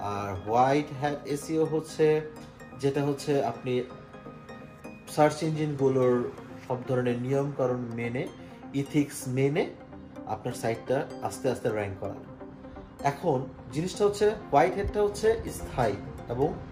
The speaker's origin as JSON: {"language": "Bangla", "country": "Bangladesh", "moved": "yes", "lives_now": "Germany", "said": "জার্মানিতে আমি একজন বাংলাদেশি জার্মান প্রবাসী"}